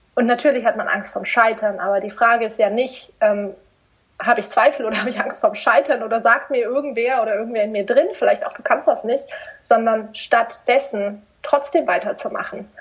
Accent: near Stuttgart, Baden-Württemberg, Germany; in Stuttgart, weil ich komme aus der Nähe

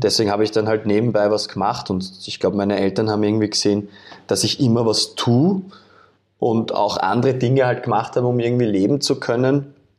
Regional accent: Vienna, Austria; in einer Wohnung aufgewachsen bin in Wien

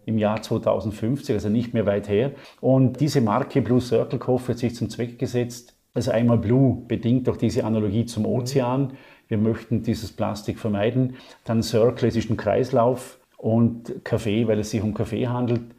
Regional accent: Vorarlberg, Austria; Ich bezeichne mich gerne als gelernter Österreicher, im äußersten Westen beheimatet, also in Vorarlberg also Gegenpart zu Wien

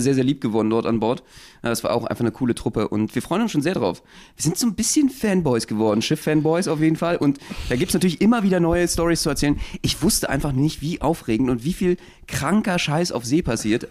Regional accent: Berlin, Germany; Wir als Berliner

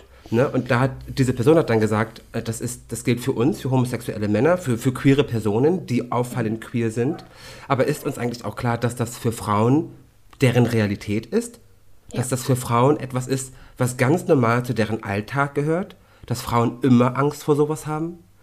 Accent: Hamburg, Germany; bei uns in Hamburg

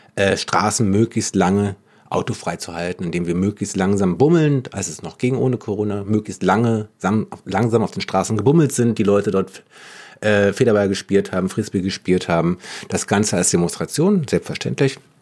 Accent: Berlin, Germany; Wir sind Berlinerinnen, wir sind Berliner, wir mögen eigentlich alle auch unsere Stadt

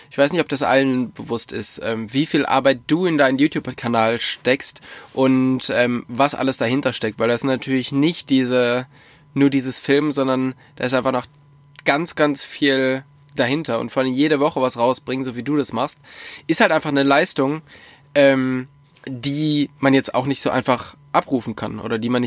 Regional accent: Bavaria, Germany; in der fränkischen Schweiz. Nice. Vorteil ist halt, ich lerne wirklich mal so ein bisschen was von meiner Heimat kennen, was ich noch gar nicht so kenne.

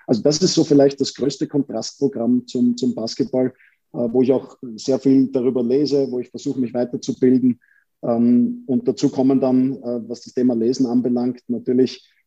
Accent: Vienna, Austria; Wir Wiener empfinden das ja nicht als Wiener Schmäh, sondern für uns ist das einfach, wir sind halt so, wie wir sind.

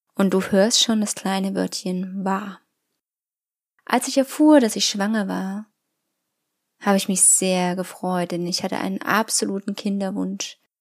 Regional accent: Germany; bei uns in Deutschland

